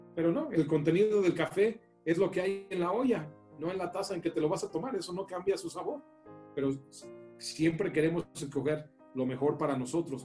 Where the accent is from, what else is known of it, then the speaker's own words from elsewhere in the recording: León, Guanajuato, Mexico; moved away as an adult; also born or lived in New York / New Jersey; Nos conocimos estudiando sistemas computacionales en el TEC de Monterrey en León yo ahí crecí, en Guanajuato